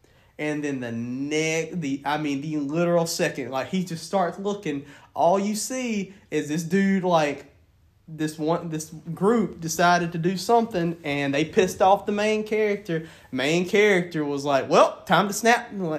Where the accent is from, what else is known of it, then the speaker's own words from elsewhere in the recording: the Bible Belt, United States; Well, yeah, because we grew up in the Bible Belt, too. Like, the Bible Belt played a major role in how we were brought up, too.